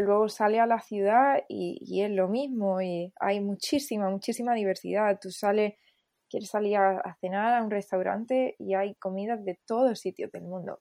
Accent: Almería, Andalusia, Spain; moved away as an adult; also born or lived in Seville / Los Angeles; yo soy de Almería

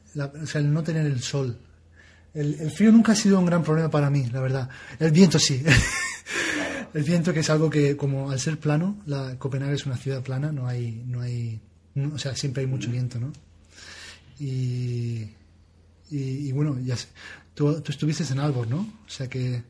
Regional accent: Region of Murcia, Spain; now in Denmark; mi tierra

